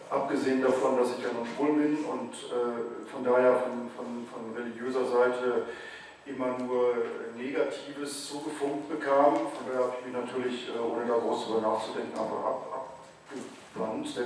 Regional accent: North Rhine-Westphalia, Germany; ich bin zwar katholisch aufgewachsen in Westfalen, in einem kleinen Dorf

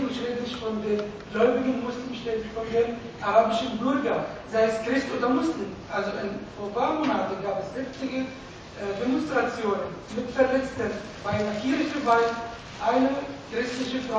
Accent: Palestine; German is a second language; now in Germany; ich komme aus Palästina

